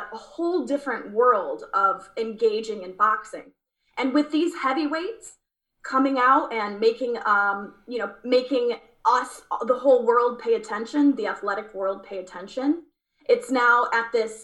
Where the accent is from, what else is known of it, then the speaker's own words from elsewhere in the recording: Lansing, Michigan, United States; I grew up in Lansing, Michigan